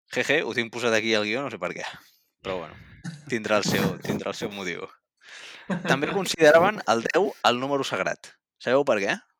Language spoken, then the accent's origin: Catalan; Catalonia, Spain; com a catalans de bé